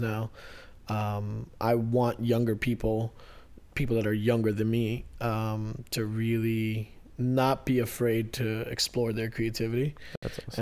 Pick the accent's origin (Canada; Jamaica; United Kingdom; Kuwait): Kuwait; also born or lived in India / Maryland, United States; now in United States; we were born in India, but then we were raised in Kuwait